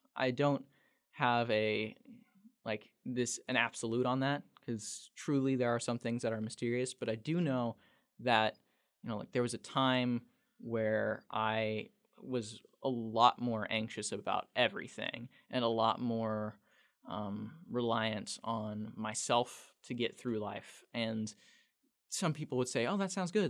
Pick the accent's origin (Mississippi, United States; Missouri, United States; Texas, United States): Missouri, United States; El Dorado Springs; working at a local newspaper in my hometown, El Dorado Springs